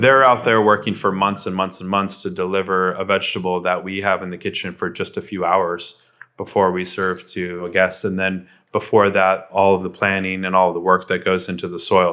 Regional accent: Southern California, United States; growing up in Southern California

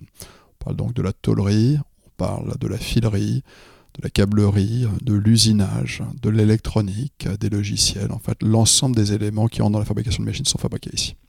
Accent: France; je suis français

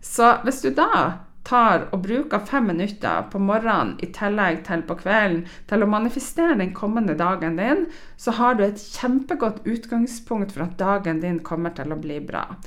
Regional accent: Stamsund, Nordland, Norway; now in Trondheim, Norway; Jeg har jo trena på A-gruppa i, eh, i Stamsund i Lofoten, der jeg er fra. Jeg bor jo nå i Trondheim.

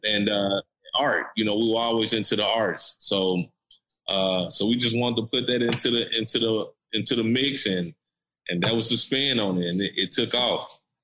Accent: Nashville, Tennessee, United States; I'm from East Nashville uh, EJ, me and EJ, we're from East Nashville

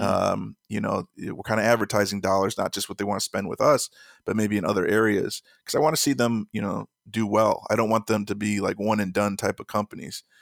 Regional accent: Chicago, Illinois, United States; I'm from Chicago

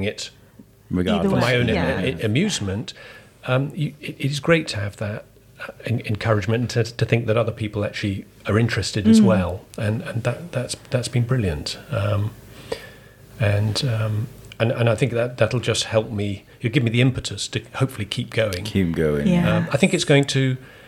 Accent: Shrewsbury, West Midlands, United Kingdom; I regard Shrewsbury very much as my hometown.

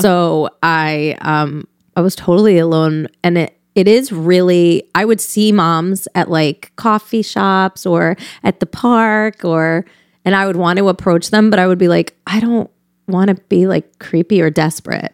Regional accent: Newtown, Connecticut, United States; I grew up right in Connecticut, right next to Sandy Hook.

